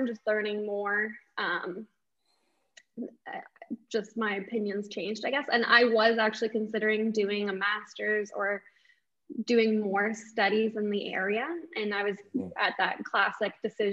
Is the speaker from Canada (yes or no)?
yes; St. Catharines, Ontario, Canada; I was born and raised in St. Catharines.